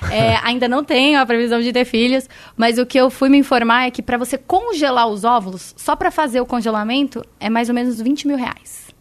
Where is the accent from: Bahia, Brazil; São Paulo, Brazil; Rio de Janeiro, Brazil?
São Paulo, Brazil; Da Rádio Bandeirantes … eu sou de São Paulo.